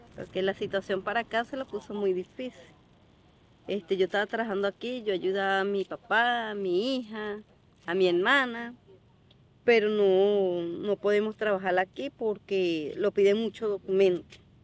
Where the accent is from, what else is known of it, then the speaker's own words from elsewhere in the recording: Venezuela; now in Chile; Somos venezolanos